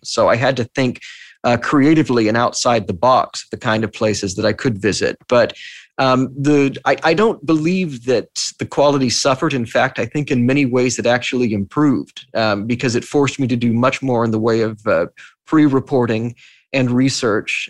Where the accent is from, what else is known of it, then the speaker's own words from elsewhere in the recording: Texas, United States; now in New York, United States; I'm from Texas